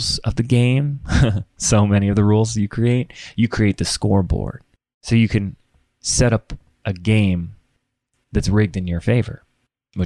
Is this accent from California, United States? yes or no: yes; Laguna Beach, California, United States; also born or lived in Sedona, Arizona; my hometown is Laguna Beach, California